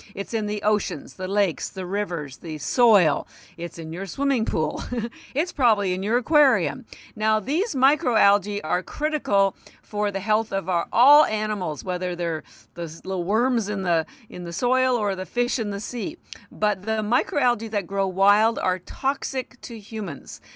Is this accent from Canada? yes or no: yes; Canada; now in Boston, United States; I live in Boston, Massachusetts, although I am Canadian